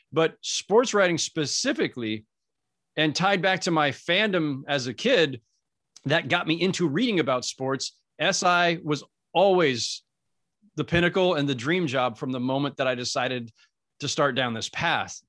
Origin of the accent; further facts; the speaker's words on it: Northern California, United States; moved away as an adult; also born or lived in Los Angeles; I'm from Northern California originally, so I didn't even grow up in a, in a Laker crazed environment.